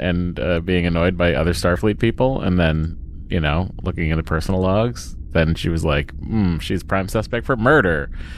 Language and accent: English; Boston, Massachusetts, United States; accent: Boston; one other person with a Boston accent, mine just, like... Sure. I just fall back into it.